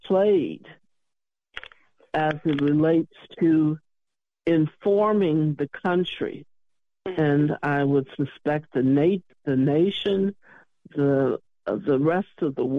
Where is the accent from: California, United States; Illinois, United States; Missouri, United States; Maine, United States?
Illinois, United States; Chicago; I'm from Chicago